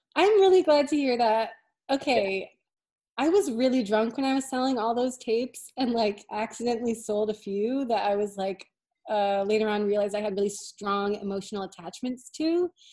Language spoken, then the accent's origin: English; Hartford, Connecticut, United States; moved away as an adult; now in Boston, United States; from near Hartford. I was born in Hartford. Yeah. I grew up around Very that cool. area. Uh, and I moved to Boston in like 2003.